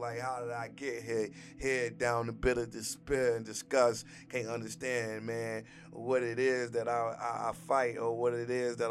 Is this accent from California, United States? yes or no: no; Gary, Indiana, United States; moved away; I'm born and raised in Gary, Indiana